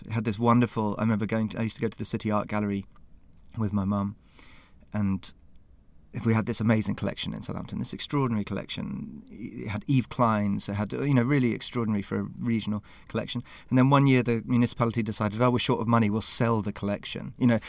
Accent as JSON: {"language": "English", "country": "Ireland", "said": "for both of us, I mean, I'm Irish, you know, but city identities are so strong and so flexible and so fantastically inclusive potentially"}